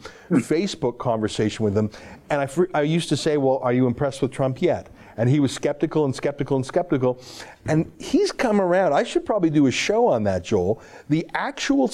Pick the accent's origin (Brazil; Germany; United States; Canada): Canada; I'm a Canadian, I'm an outsider